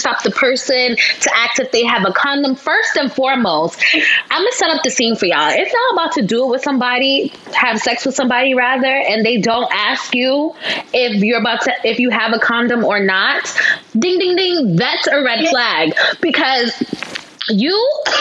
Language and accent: English; New York City, New York, United States; From Brooklyn, born and raised